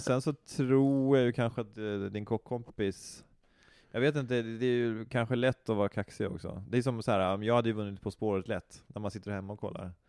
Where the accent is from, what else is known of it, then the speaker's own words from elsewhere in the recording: Knivsta, Uppsala County, Sweden; jag är uppväxt i Knivsta